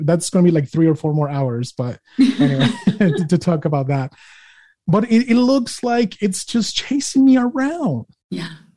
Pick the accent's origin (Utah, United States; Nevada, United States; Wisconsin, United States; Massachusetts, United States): Utah, United States; I'm a Utah and I'm an American